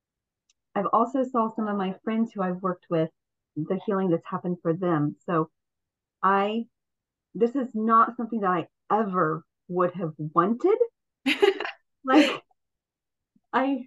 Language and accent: English; Ohio, United States; also born or lived in Washington State; now in Washington, United States; I was raised in Ohio, so I'm from the Midwest originally